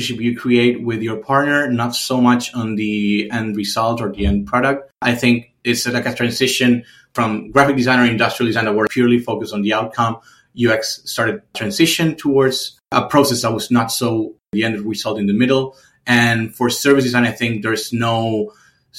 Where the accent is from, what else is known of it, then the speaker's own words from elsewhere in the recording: Argentina; moved away as an adult; also born or lived in Berlin; in my home country